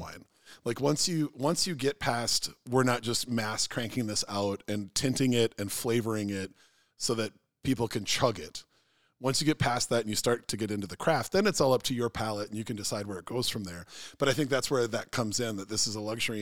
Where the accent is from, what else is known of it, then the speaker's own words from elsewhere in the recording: Minnesota, United States; I'm Minnesotan